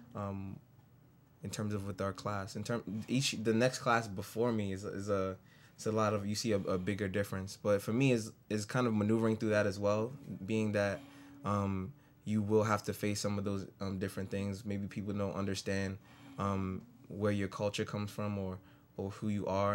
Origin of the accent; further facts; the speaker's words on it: New York City, New York, United States; moved away as an adult; now in Syracuse, United States; I grew up in the Bronx all my life